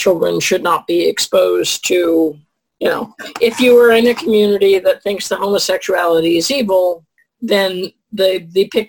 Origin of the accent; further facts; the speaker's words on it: Columbus, Ohio, United States; I'm from Columbus, Ohio